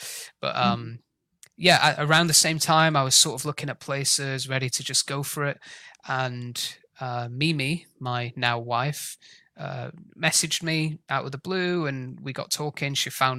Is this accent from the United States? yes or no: no; Sheffield, Yorkshire and the Humber, United Kingdom; I grew up in Sheffield in the north of England in South Yorkshire.